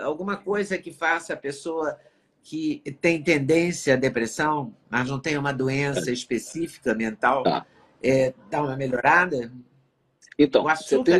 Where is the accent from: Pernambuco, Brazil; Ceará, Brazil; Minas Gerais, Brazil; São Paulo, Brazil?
Minas Gerais, Brazil; a gente é de Minas